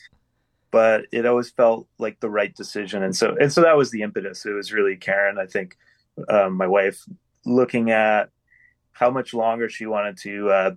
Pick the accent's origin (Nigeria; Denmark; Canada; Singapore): Canada; Winnipeg, Manitoba; Been born and raised in Winnipeg